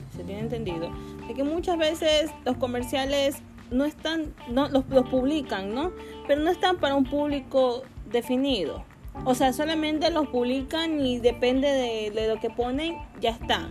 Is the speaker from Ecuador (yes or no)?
yes; Guayaquil, Guayas, Ecuador; now in Quito, Ecuador; soy en Quito, yo, soy de Guayaquil